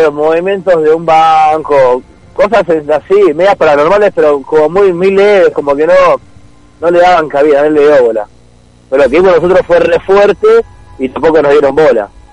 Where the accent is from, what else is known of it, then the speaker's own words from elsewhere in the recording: Mar del Plata, Buenos Aires Province, Argentina; also born or lived in Miramar; Ahí en el barrio yo me crié por el puerto